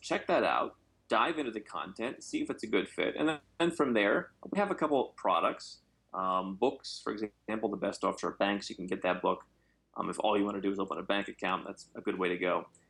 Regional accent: Ohio, United States; moved away; also born or lived in Arizona; I come from Ohio

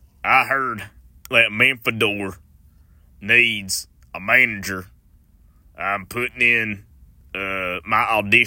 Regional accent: the South, United States; I'm from the South. People love the South. Wrestling is big here in the South.

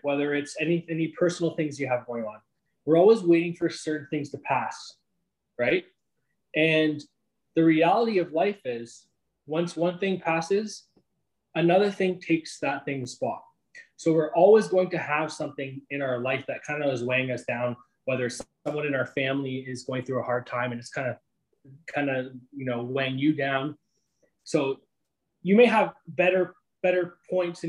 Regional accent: Sarnia, Ontario, Canada; moved away; also born or lived in Greater Toronto Area; I'm from a small town of Sarnia, Ontario.

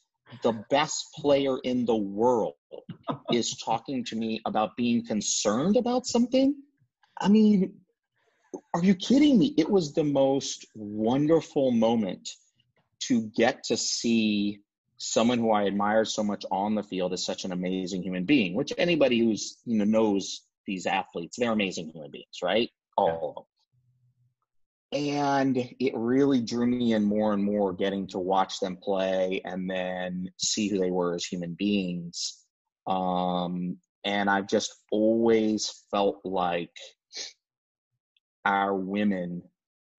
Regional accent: Chapel Hill, North Carolina, United States; moved away as an adult; also born or lived in Kentucky; now in California, United States; I grew up in Chapel Hill

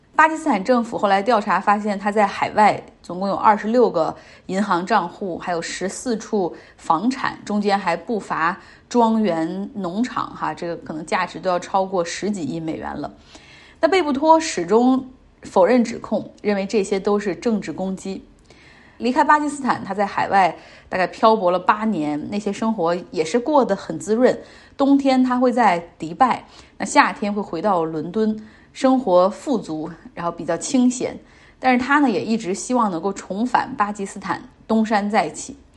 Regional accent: China; 我们中国人对他有一个更加熟悉的名字哈

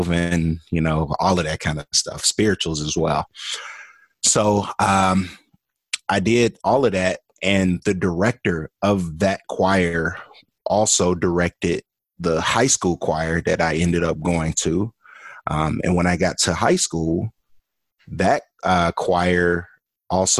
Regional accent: Birmingham, Alabama, United States; I am originally from Birmingham, Alabama, born and raised. I grew up there

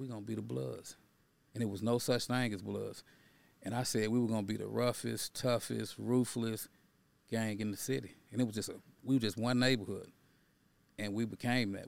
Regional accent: Dallas, Texas, United States; I grew up in Fraser Courthousing Project.

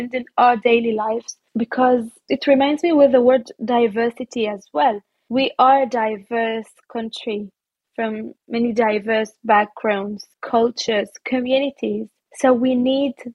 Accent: Nazareth, Northern District, Israel; English is a second language; moved away as an adult; now in Germany; I grew up even in Nazareth, the Holy Land

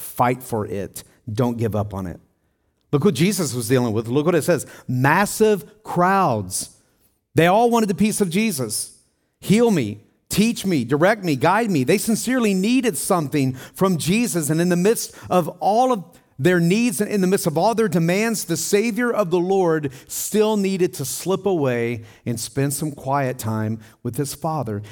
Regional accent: Tennessee, United States; I grew up in Tennessee on four acres of land

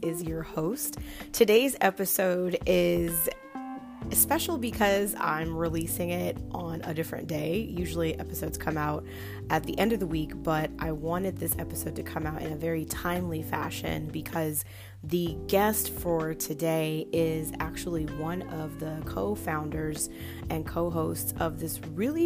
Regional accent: Long Beach, California, United States; moved away as an adult; now in Washington, D.C. area, United States; But I'm originally from Long Beach, California, and that's where my home base is.

